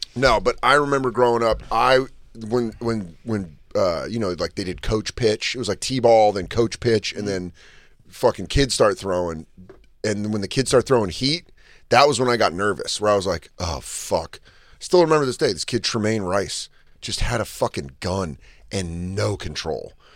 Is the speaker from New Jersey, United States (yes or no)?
no; Denver, Colorado, United States; I remember growing up in Denver.